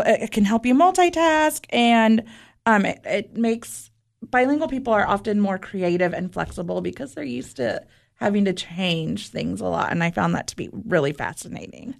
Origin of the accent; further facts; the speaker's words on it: Southern California, United States; first language Spanish; English is a second language; moved away as an adult; also born or lived in Utah; now in Tennessee, United States; Southern California, where I lived my entire life